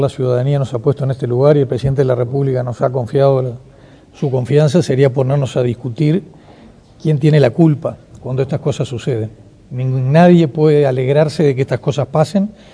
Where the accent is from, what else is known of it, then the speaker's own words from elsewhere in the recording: Uruguay; lo peor que podríamos hacer como uruguayos